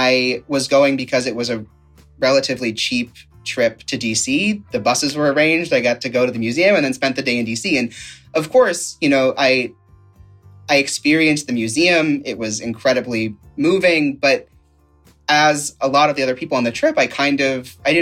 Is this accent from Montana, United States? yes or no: no; Youngstown, Ohio, United States; now in Virginia Beach, United States; I am originally from Youngstown, Ohio, and I currently am residing in Virginia Beach, Virginia